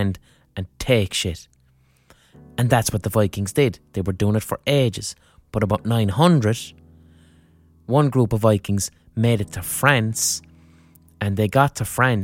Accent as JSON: {"language": "English", "town": "Limerick", "region": "Munster", "country": "Ireland", "tie": "born or raised there", "said": "growing up in Limerick"}